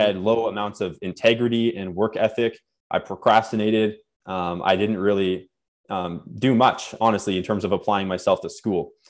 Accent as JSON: {"language": "English", "town": "Winnipeg", "region": "Manitoba", "country": "Canada", "tie": "born or raised there", "also_born_or_lived": "Nova Scotia, Canada"}